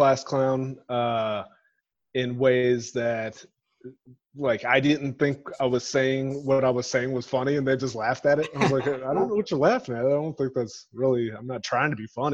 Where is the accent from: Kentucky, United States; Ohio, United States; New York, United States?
Ohio, United States; Grove City; I grew up in a suburb of Columbus. It's called Grove City in Ohio